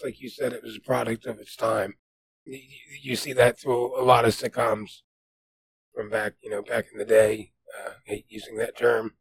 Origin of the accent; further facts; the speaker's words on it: New Jersey, United States; accent: New Jersey; moved away; being from New Jersey, my accent, you know, being removed from New Jersey for so long